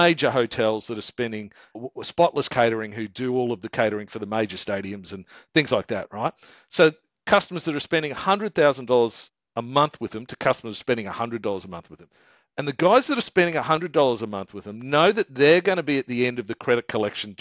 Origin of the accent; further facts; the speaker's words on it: Queensland, Australia; we're from Queensland